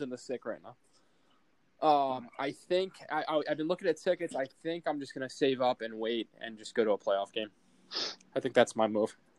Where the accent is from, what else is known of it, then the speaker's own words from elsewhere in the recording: New Jersey, United States; where I grew up in Jersey, it's like half Philly, half New York